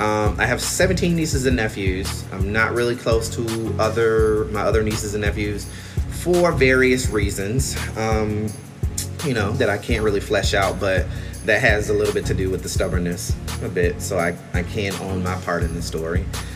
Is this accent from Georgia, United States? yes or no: yes; Albany, Georgia, United States; even though I'm from Albany, Georgia, where that shit is made.